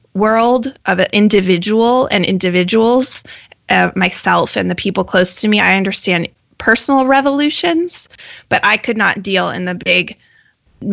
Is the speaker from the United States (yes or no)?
yes; Colorado, United States; I grew up in Colorado